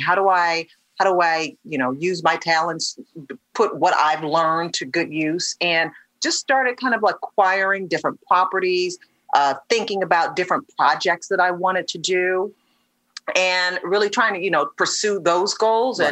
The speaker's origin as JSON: {"language": "English", "town": "Detroit", "region": "Michigan", "country": "United States", "tie": "born or raised there", "also_born_or_lived": "Atlanta, Georgia", "moved": "as an adult", "said": "my hometown of Detroit"}